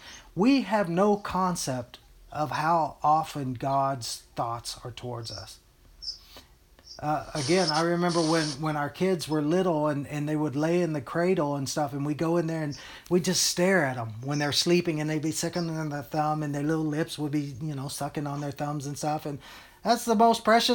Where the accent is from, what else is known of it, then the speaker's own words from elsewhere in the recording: Texas, United States; moved away; also born or lived in Hawaii / Colorado / Utah; I was born and brought up in Texas and stuff. I think it's obvious by the way I talk